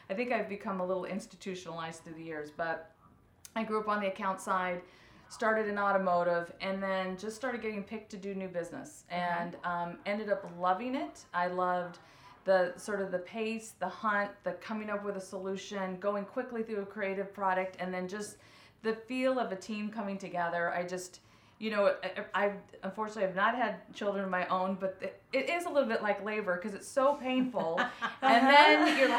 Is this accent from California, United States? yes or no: yes; Orange County, California, United States; I am from Orange County